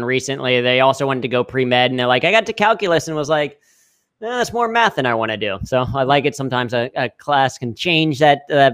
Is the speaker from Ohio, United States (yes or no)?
yes; Ohio, United States; I grew up in the great state of Ohio